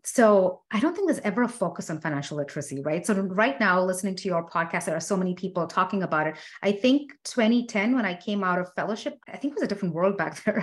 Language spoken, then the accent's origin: English; India; I'm Indian